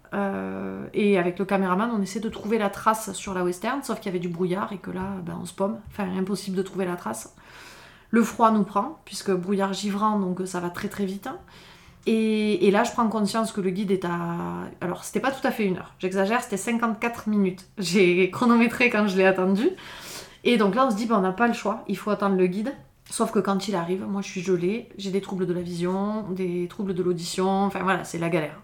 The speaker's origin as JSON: {"language": "French", "town": "Font-Romeu", "region": "Occitania", "country": "France", "tie": "born or raised there", "also_born_or_lived": "Perpignan", "said": "je suis revenue vivre à Font-Romeu, qui, est, mon village euh, d'enfance. Hein. Je suis née à Perpignan, j'ai grandi ici"}